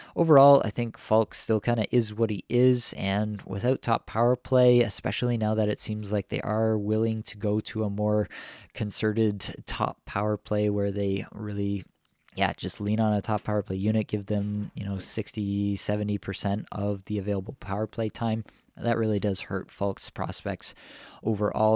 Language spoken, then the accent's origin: English; Toronto, Ontario, Canada; my hometown Leafs here